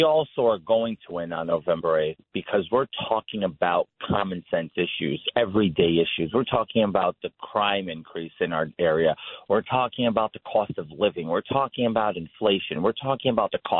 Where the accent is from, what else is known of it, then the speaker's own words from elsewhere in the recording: New York City, New York, United States; born and raised in Jackson Heights, Queens, to Brazilian immigrant parents.